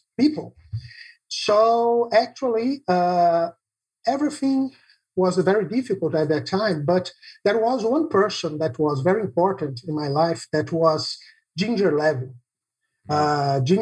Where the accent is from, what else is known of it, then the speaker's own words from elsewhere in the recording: Brazil; English is a second language; I'm from Brazil